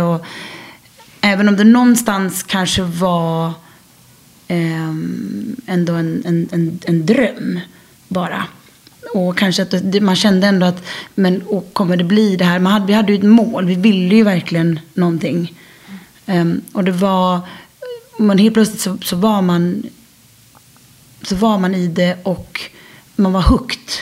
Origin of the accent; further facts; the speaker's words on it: Sweden; moved away as an adult; now in France; Och jag var hemma i Sverige